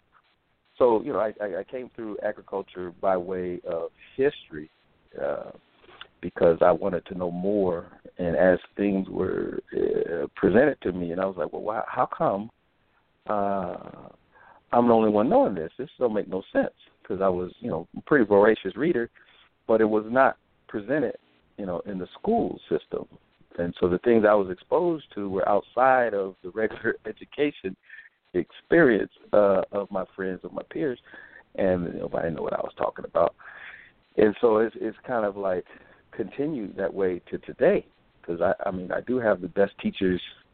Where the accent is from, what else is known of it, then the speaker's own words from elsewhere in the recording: Sacramento, California, United States; as a child growing up in Sacramento, born in Sacramento, you know, the Capitol was my playground